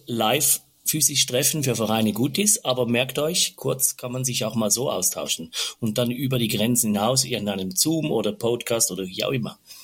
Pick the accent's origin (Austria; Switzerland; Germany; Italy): Switzerland; bei uns in der Schweiz